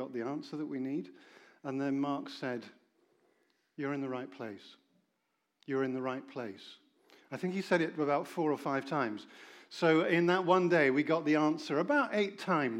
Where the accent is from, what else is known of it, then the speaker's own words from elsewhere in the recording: Oxford, South East England, United Kingdom; I come from Oxford